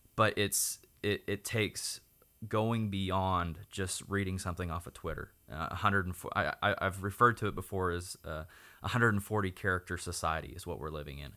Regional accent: Oklahoma, United States; I was born and raised in Oklahoma

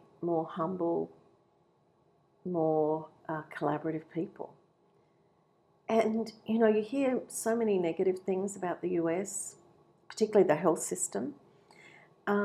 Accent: Canberra, Australian Capital Territory, Australia; also born or lived in Baltimore, United States; now in Wollongong, Australia; I grew up in Canberra.

